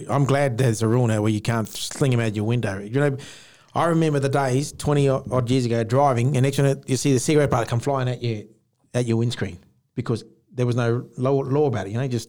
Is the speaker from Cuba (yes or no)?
no; Jabiru, Northern Territory, Australia; now in Perth, Australia; We grew up together in Jabiru.